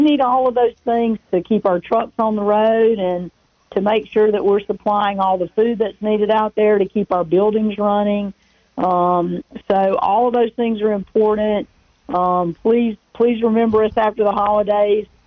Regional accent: Rock Hill, South Carolina, United States; my hometown of Rock Hill

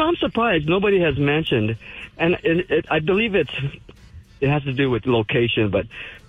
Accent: California, United States; moved away; when I was growing up in California

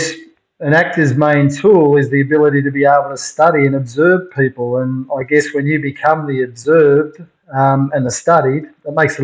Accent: Melbourne, Victoria, Australia; So I grew up in Melbourne

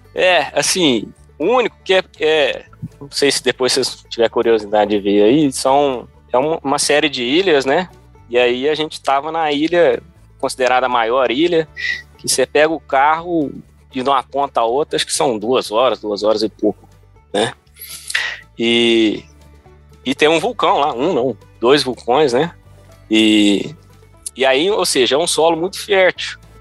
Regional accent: Brazil; also born or lived in Davis, California, United States; now in California, United States; quando eu tinha, um, sei lá, uns, uns 3, 4, 5 anos, a gente voltou para o Brasil

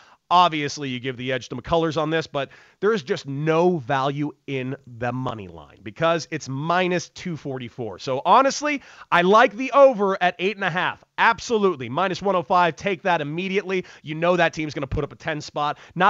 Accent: Santa Monica, California, United States; I grew up in Los Angeles. I grew up in Santa Monica, California. I grew up a diehard Dodger fan.

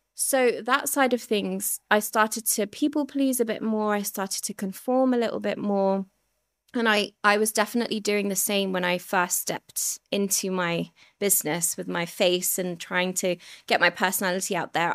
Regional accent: Surrey, South East England, United Kingdom; also born or lived in Ilford, London; I grew up in Ilford, which was, like, an Asian, predominantly Asian community at the time. And I was about six and we moved to Surrey

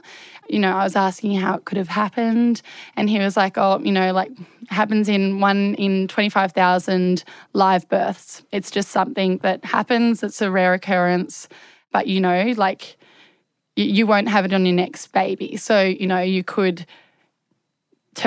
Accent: Hobart, Tasmania, Australia; I'm from Hobart

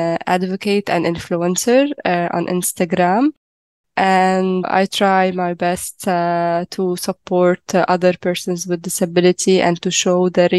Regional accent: Lebanon; I am from Lebanon. I am a person with a physical disability. I have upper limb amputation. I am 29 years old.

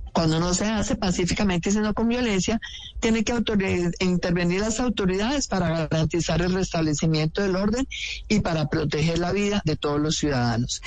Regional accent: Colombia; como colombianos

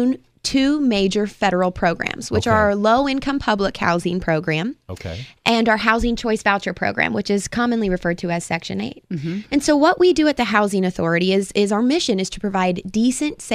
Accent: Rossville, Illinois, United States; also born or lived in Urbana-Champaign, Illinois / Durham; I'm originally from Vermilion County. Okay. I grew up in Rossville.

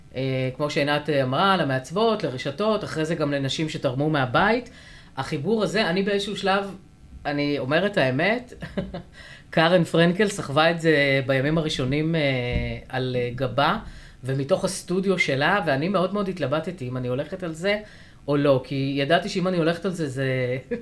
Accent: a village near Afula, Northern District, Israel; moved away; אני במקור מיישוב ליד עפולה

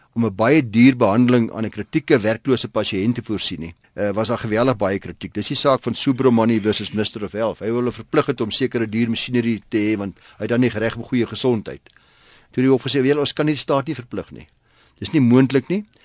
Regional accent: South Africa

